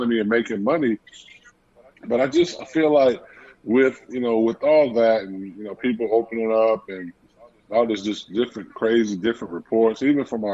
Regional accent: Chicago, Illinois, United States; growing up in Chicago

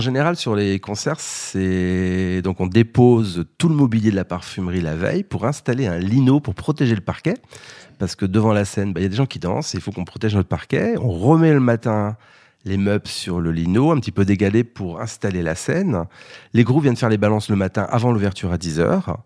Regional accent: Brittany, France; moved away; Je suis breton

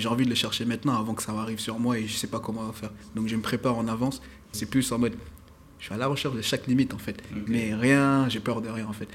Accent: Paris, Île-de-France, France; je suis un pur parisien

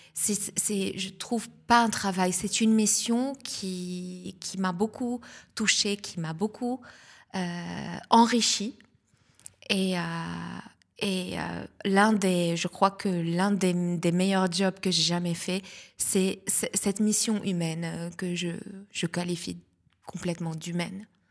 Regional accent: South Lebanon, Lebanon; accent: Lebanese; first language Lebanese Arabic; French is a second language; moved away as an adult; now in Nice, France; je suis née au Liban, je suis libanaise d'origine. Et euh, voilà, donc la Méditerranée, euh, je, suis une, femme de la Méditerranée. Et du sud du Liban

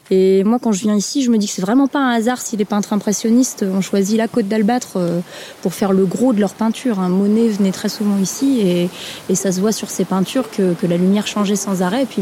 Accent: Dieppe, Normandy, France; born there; Euh, alors … Euh, je suis née à Dieppe, donc à une vingtaine de kilomètres d'ici

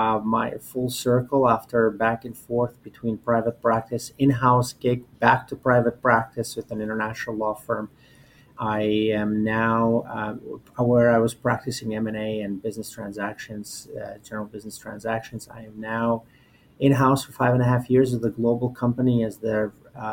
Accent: Albania; moved away as an adult; now in United States; I was born and raised in Albania

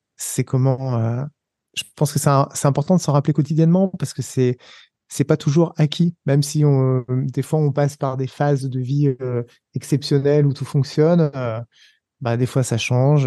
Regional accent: Savoie, Auvergne-Rhône-Alpes, France; moved away as an adult; also born or lived in Paris; moi, comme je suis savoyard

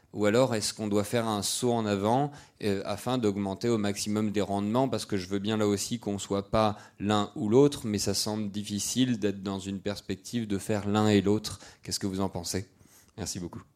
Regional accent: Brittany, France; je suis breton

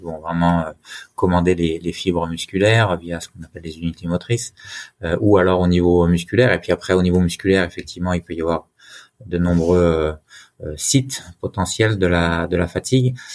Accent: Haut-Jura, Bourgogne-Franche-Comté, France; moved away as an adult; also born or lived in Besançon / Lyon; je suis originaire du Jura, du Haut-Jura, et j'en suis fier

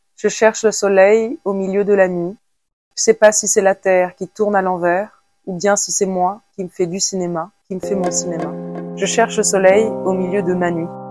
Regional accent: France; je suis née en France

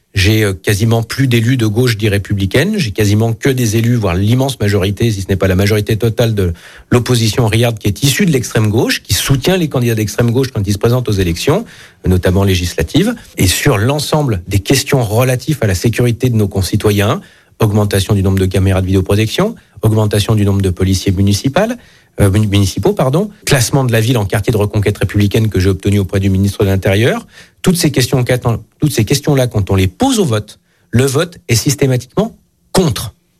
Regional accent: Ain, Auvergne-Rhône-Alpes, France; moved away; je suis originaire de l'Ain

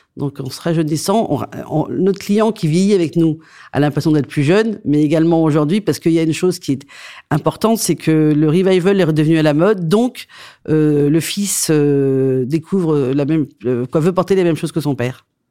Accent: Saint-Émilion, Nouvelle-Aquitaine, France; also born or lived in Antananarivo, Madagascar; Saint-Émilion, parce que c'est là d'où je viens

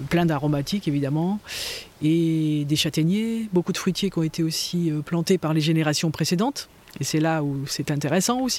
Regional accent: Manche, Normandy, France; now in Tourves, France; Je suis née en Normandie, dans la Manche, et dans une famille de paysans.

